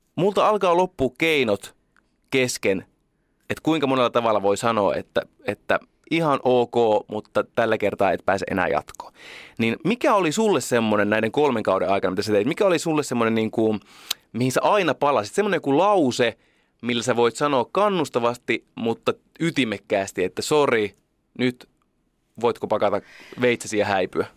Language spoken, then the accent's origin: Finnish; Oulu, North Ostrobothnia, Finland; moved away; mä oon Oulusta